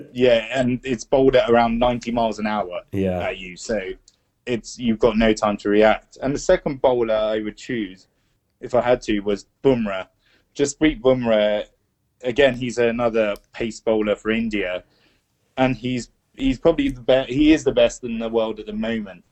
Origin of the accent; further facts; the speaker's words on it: England, United Kingdom; I was born in England too